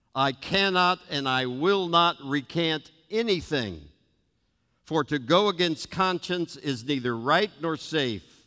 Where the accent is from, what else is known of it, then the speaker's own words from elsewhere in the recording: United States; I'm an American by birth, a Christian by second birth, a Nazarene by choice and conviction